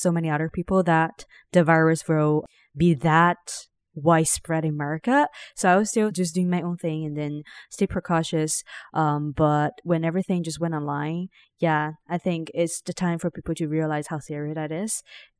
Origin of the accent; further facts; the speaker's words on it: Ningbo, Zhejiang, China; English is a second language; also born or lived in Shanghai; So, I mean, I grew up in Shanghai, technically in Ningbo, but I rent like one place to another all the time.